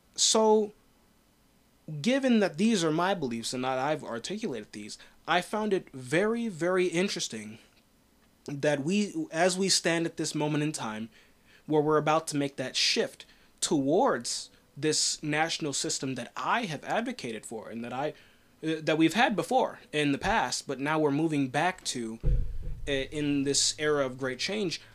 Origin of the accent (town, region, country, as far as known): United States